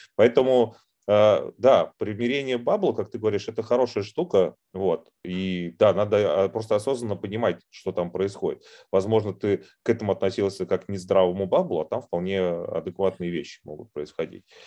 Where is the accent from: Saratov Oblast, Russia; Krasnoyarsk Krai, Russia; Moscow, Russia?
Moscow, Russia; accent: Moscow; я поскольку родился в Москве